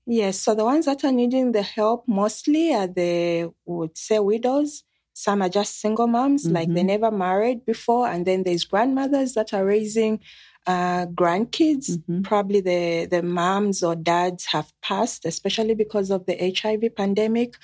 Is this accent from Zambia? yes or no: yes; Zambia; I am coming from Zambia. It's a country in the southern part of Africa.